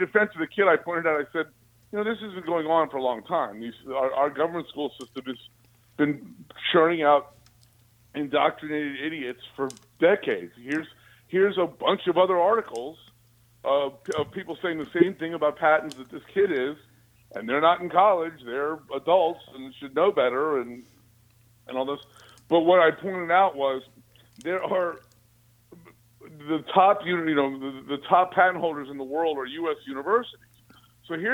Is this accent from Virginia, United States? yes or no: yes; Alexandria, Virginia, United States; I was born in Alexandria, Virginia. So, you know, I grew up watching UVA basketball